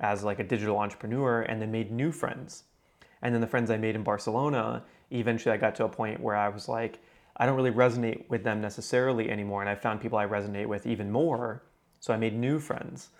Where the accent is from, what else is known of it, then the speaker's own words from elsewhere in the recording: Houston, Texas, United States; I was still living in my hometown